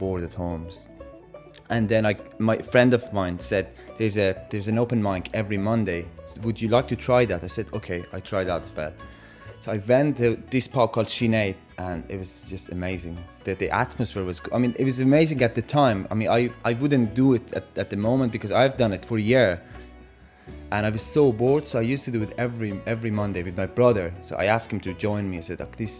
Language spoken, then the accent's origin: English; Iran; now in Dublin, Ireland; I'm from Iran